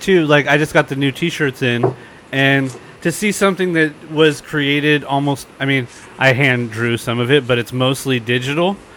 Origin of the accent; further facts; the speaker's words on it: San Diego, California, United States; I'm in San Diego, so there's de- I, and I'm born and raised here